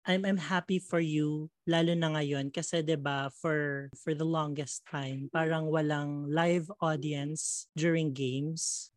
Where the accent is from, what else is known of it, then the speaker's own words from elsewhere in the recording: Quezon City, Metro Manila, Philippines; taga Fairview ako